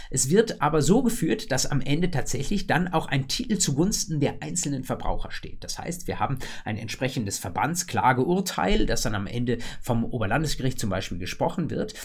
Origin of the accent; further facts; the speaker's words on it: Germany; bei uns in Deutschland